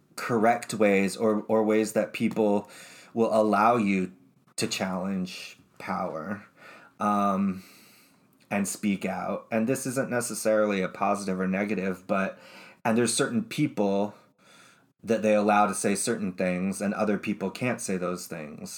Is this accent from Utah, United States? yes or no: yes; Utah, United States; I was raised in Utah